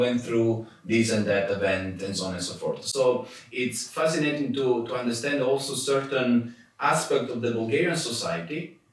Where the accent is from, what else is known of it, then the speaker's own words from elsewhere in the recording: Sicily, Italy; moved away; I come from Sicily